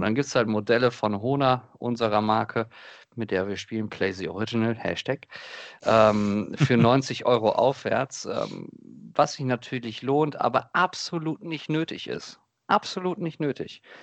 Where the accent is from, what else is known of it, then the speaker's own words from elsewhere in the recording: Krefeld, North Rhine-Westphalia, Germany; bei uns in Krefeld, also in der Stadt, wo ich aufgewachsen bin